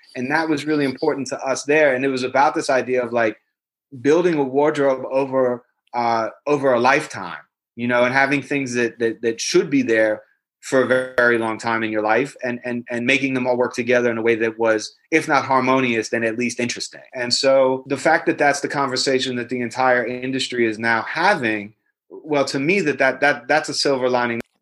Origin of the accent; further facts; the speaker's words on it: New York City, New York, United States; I'm a Jew from Brooklyn